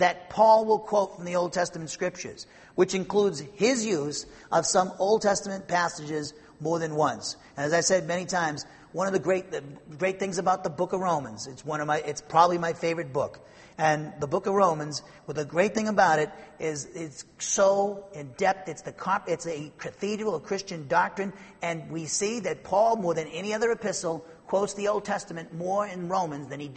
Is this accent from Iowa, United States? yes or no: no; Norwood, Massachusetts, United States; moved away; I come from Norwood, Massachusetts.